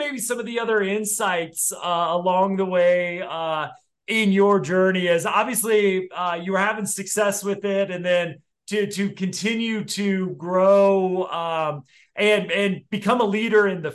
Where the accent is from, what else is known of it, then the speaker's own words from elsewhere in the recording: Denver, Colorado, United States; my hometown of Denver